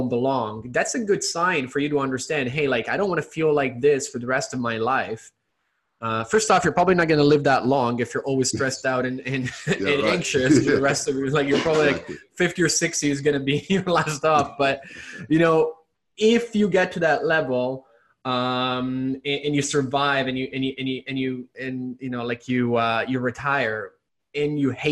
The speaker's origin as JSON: {"language": "English", "country": "Italy", "tie": "born or raised there", "moved": "yes", "said": "I was born and raised in Italy, so I do speak Italian"}